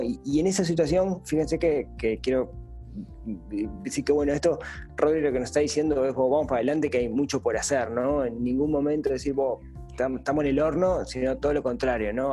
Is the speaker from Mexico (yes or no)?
no; Uruguay